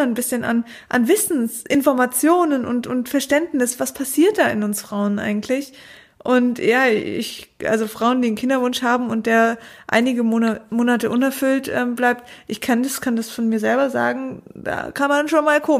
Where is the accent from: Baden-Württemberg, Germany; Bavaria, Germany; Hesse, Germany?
Baden-Württemberg, Germany; Konstanz; Ah, ich komme aus Konstanz, ist jetzt gar nicht so weit.